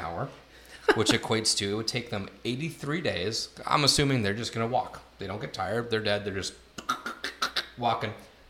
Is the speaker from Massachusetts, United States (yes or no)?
yes; Massachusetts, United States; now in Florida, United States; So we are originally from Massachusetts, okay?